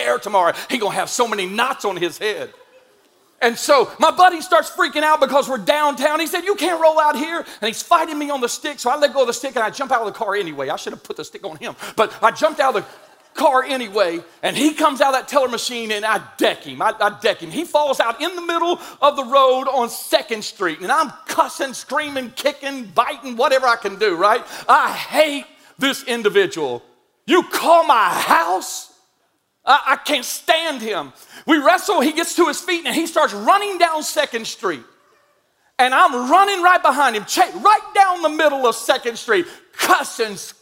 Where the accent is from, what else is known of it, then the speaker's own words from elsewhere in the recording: Indian Mound, United States; I'm from Indian Mound